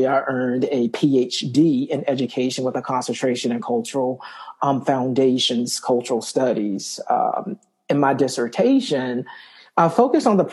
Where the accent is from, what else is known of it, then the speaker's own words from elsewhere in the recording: Wilson, North Carolina, United States; I am from Wilson, North Carolina, which is a small town east of North Carolina. You know, grew up there